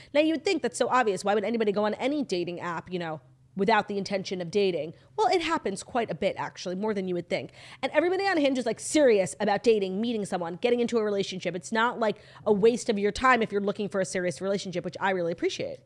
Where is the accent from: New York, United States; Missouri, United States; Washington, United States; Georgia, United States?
New York, United States; I'm from New York